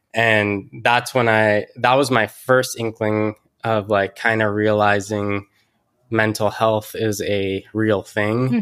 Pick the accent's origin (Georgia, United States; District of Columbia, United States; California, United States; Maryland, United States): California, United States; Mountain View; now in San Francisco, United States; I grew up here in Silicon Valley. Uh, grew up in Mountain View and currently in San Francisco.